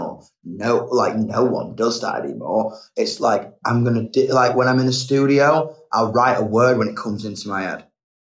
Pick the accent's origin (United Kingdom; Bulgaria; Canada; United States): United Kingdom; England; I love being English. I love the bite it gave me.